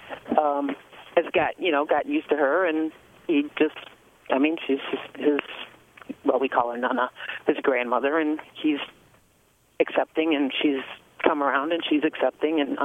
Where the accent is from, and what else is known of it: Dearborn Heights, Michigan, United States; born or raised there; also born or lived in Oakland County, Michigan / Ypsilanti, Michigan